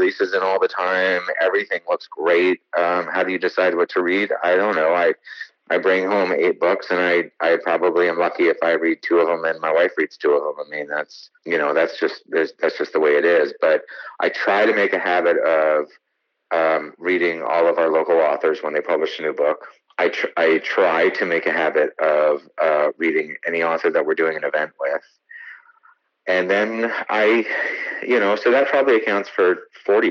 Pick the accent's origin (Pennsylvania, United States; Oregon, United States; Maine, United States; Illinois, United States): Maine, United States; moved away as an adult; also born or lived in New York; I grew up in Maine and then I spent most of my adult life in New York, and then I came back to Maine